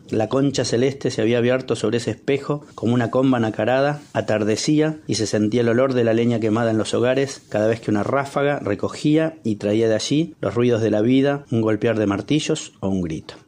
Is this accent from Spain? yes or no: no; Castelar, Buenos Aires Province, Argentina; en el año 71 en Castelar, donde nací